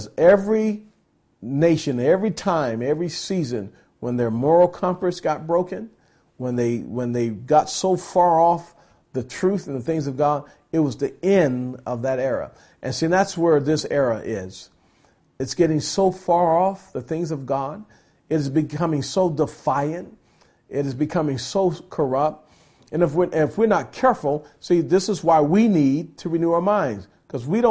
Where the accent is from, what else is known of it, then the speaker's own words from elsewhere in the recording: United States; I'm an American. You know, I'm thankful that I was born in this country